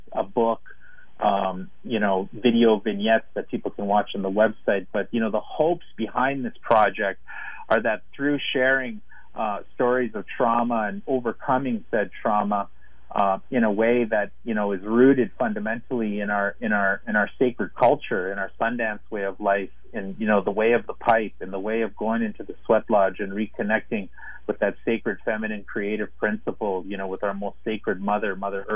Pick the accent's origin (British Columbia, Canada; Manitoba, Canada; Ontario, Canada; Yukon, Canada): Manitoba, Canada; Winnipeg; It's got the highest urban population of Native people here in my hometown where I'm speaking to you from